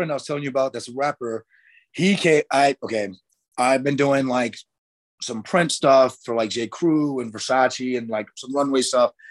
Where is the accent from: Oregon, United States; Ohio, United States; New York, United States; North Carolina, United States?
North Carolina, United States; accent: southern; i'm from an itty-bitty small town in north carolina right like i don't have my southern accent anymore but if you hear me talk to my sister you could very you'll very much hear a thick southern accent